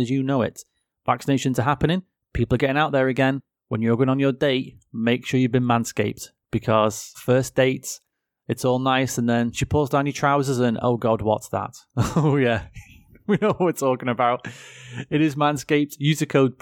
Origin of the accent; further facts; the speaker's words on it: England, United Kingdom; I'm English and, you know, we're just not very diverse over here.